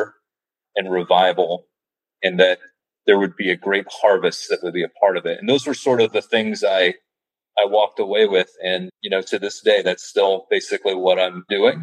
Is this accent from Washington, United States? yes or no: no; St. Louis, Missouri, United States; moved away as an adult; also born or lived in Santa Fe, New Mexico; originally from the Midwest. I grew up in St. Louis